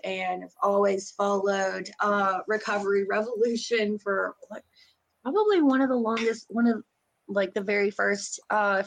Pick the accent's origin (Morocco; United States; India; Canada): United States; Boone County, West Virginia; now in Beckley, United States; I grew up in Boone County